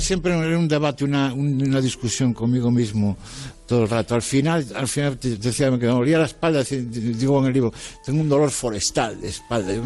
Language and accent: Spanish; Galicia, Spain; soy gallego como tú